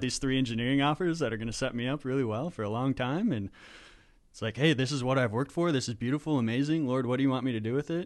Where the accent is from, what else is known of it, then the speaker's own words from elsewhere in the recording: Minnesota, United States; also born or lived in Wisconsin; I'm from Minnesota